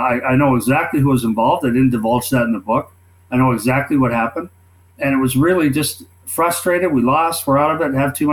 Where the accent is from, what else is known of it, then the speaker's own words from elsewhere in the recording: Minnesota, United States; moved away as an adult; I was 18 from Minnesota, didn't know anything.